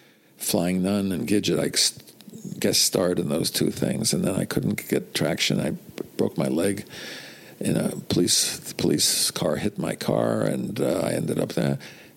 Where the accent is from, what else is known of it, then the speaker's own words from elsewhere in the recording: New York, United States; moved away as an adult; also born or lived in London / Los Angeles; Yeah, I came to New York, though, at one.